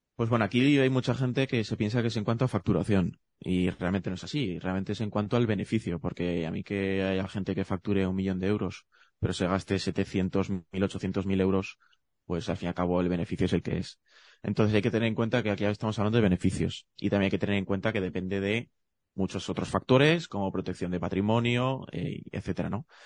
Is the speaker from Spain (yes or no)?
yes; Zaragoza, Aragon, Spain; yo soy de Zaragoza